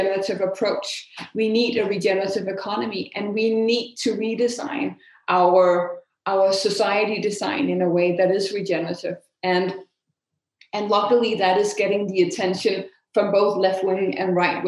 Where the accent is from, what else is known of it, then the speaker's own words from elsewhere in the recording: Denmark; in Denmark, my home country